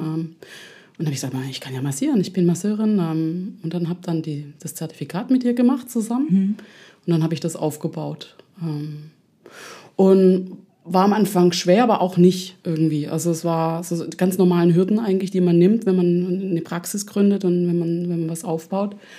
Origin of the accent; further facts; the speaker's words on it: Ludwigsburg, Baden-Württemberg, Germany; accent: Swabian; also born or lived in Lausanne / Ticino / Amsterdam; now in Berlin, Germany; ich komme ursprünglich aus Stuttgart, in der Nähe von Stuttgart